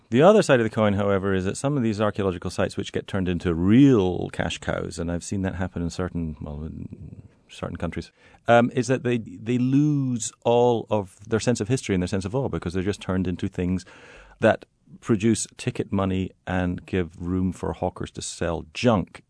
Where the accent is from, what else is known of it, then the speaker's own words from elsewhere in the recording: Netherlands; I was born in the Netherlands